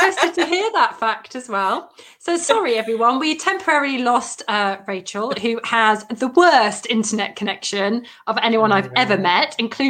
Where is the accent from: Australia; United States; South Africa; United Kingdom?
United Kingdom; Leicester, East Midlands; now in Surrey, United Kingdom; Indeed, originally from Leicester, but I live in Surrey.